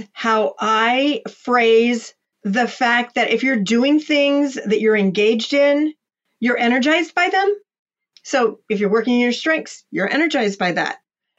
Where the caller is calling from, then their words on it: Columbus, Ohio, United States; I am dialing in from Columbus, Ohio. That's the center of the state.